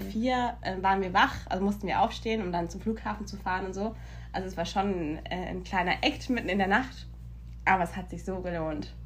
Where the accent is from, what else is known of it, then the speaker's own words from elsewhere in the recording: Germany; now in United States; bei uns in Deutschland